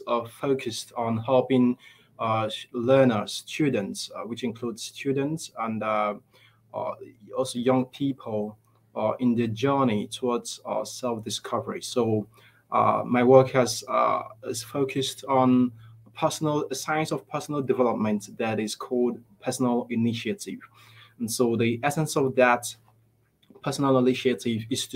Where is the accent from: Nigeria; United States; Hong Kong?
Nigeria; I grew up here in Nigeria, and growing up here in Nigeria